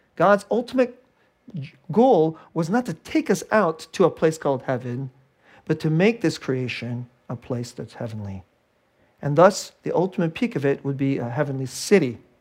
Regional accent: Bay Area, California, United States; I'm from the Bay Area. It's a very secular place.

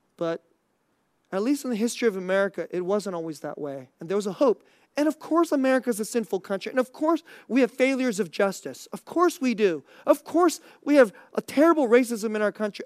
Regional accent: Bay Area, California, United States; moved away; I grew up in the Bay Area

